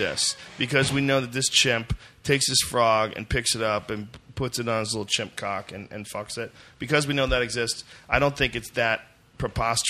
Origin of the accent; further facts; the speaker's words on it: Boston, Massachusetts, United States; where I grew up in Boston